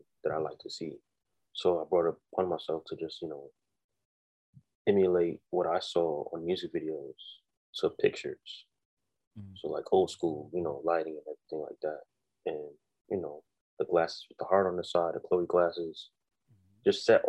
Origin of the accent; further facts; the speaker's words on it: New York City, New York, United States; I'm from Brooklyn, New York, born and raised.